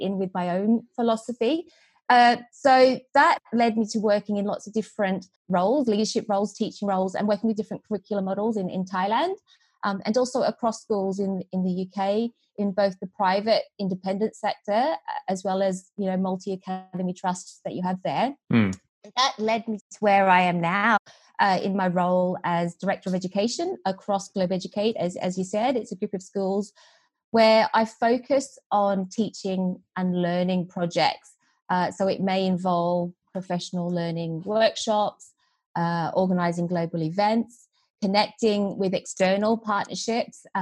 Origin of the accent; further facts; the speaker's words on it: Australia; accent: Australian twang; moved away; also born or lived in Vietnam / Sydney, Australia; So I was born in Vietnam, and I moved to Australia when I was four. So you can detect, I'm sure, my Australian twang.